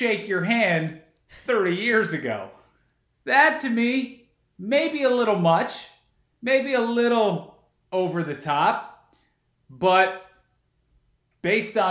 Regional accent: New Jersey, United States; now in Chicago, United States; I grew up in New Jersey.

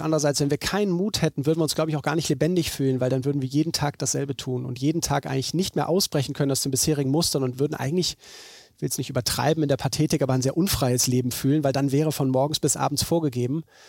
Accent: Bremen, Germany; Ich bin in Bremen geboren. Äh, meine Familie kommt von hier, meine Großeltern

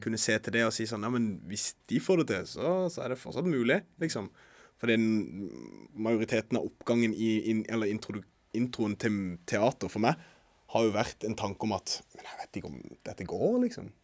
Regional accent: Norway; det å være her der jeg vokste opp

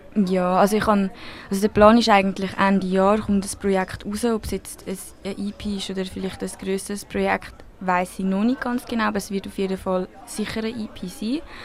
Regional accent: Switzerland; accent: Swiss German; first language Spanish and Swiss German; es ist wirklich meine Muttersprache, wie halt Schweizerdeutsch

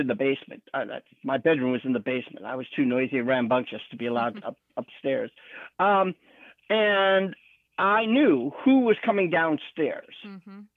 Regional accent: Utah, United States; now in California, United States; I was born in Utah in the Mormon culture

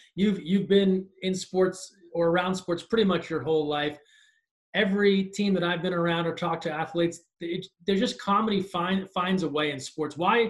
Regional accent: United States; now in Los Angeles, United States; I grew up in the New York, New Jersey area.

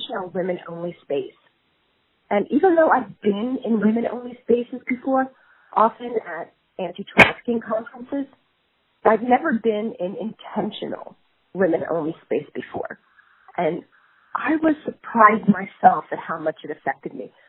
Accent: New York, United States; I grew up in New York

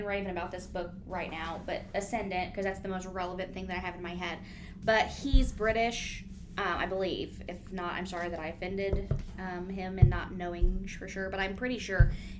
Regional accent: United States; we're American.

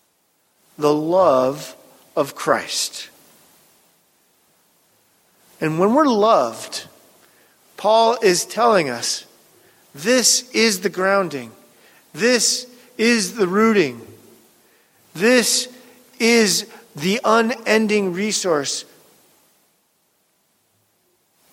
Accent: Pacific Northwest, Puget Sound, Washington, United States; I grew up around boats in the Pacific Northwest and the Puget Sound

